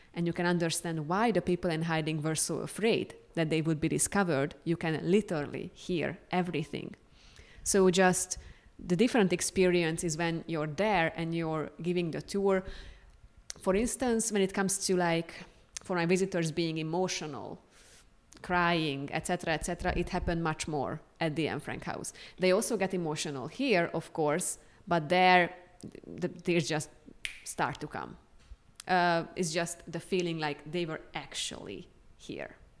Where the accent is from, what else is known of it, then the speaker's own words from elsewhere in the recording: Hungary; moved away as an adult; also born or lived in Amsterdam, Netherlands; now in Columbia, United States; I am originally from Hungary, but I was living in Amsterdam in the Netherlands for more than three years.